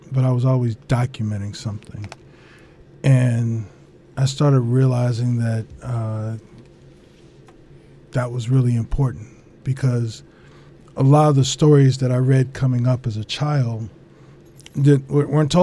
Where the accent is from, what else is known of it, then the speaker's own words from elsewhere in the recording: Washington, District of Columbia, United States; moved away; I grew up in Washington, in Southeast Washington, D.C.